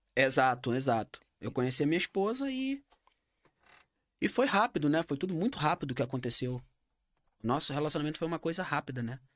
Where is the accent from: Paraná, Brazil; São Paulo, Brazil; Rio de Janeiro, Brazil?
Rio de Janeiro, Brazil; born or raised there; now in Bern, Switzerland